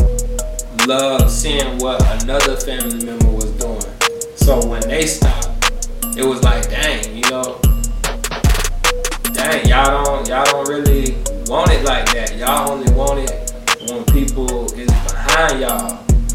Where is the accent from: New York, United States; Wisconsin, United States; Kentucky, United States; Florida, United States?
Florida, United States; Lake Wales; also born or lived in Winter Haven, Florida; I'm from Lake Wells, Polk County